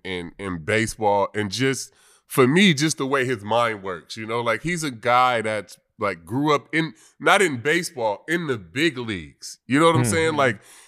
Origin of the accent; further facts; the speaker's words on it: Bay Area, California, United States; I grew up in the Bay Area